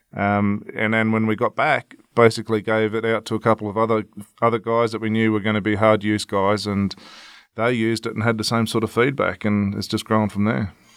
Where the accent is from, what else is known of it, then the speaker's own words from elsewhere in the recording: Victoria, Australia; my home state in Victoria